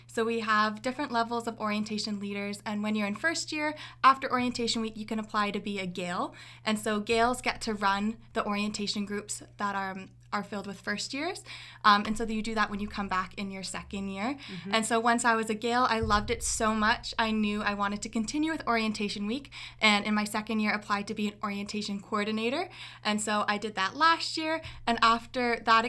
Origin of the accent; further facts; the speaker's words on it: Orillia, Ontario, Canada; moved away as an adult; now in Kingston, Canada; So I'm from Orillia, Ontario. It's a really small town up north.